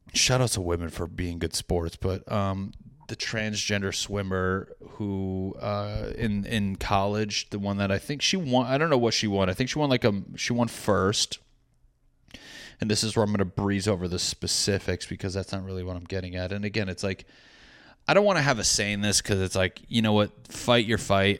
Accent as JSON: {"language": "English", "region": "New England", "country": "United States", "said": "I'm a guy from New England."}